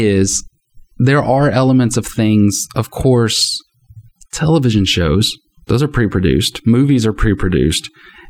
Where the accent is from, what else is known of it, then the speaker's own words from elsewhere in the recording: Texas, United States; as a Texan